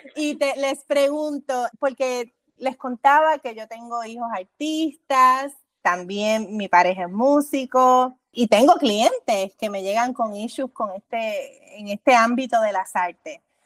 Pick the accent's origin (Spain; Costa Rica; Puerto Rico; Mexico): Puerto Rico; mi experiencia como puertorriqueña